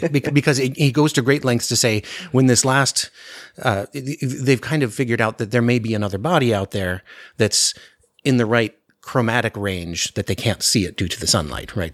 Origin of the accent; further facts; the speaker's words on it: Anchorage, Alaska, United States; I grew up in Anchorage, and so the winter is very dark